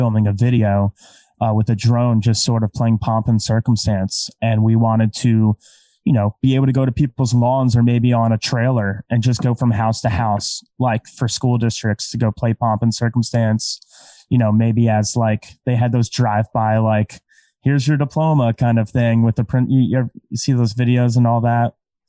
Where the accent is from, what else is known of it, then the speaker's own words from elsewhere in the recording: Scotland, United Kingdom; I'm Scottish.